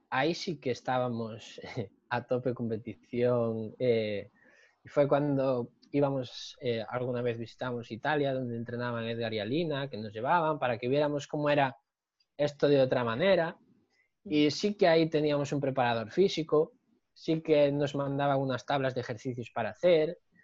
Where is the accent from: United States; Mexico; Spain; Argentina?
Spain; Narón, Galicia; moved away as an adult; also born or lived in Santiago de Compostela / O Grove; now in Pontevedra, Spain; yo soy de, de Narón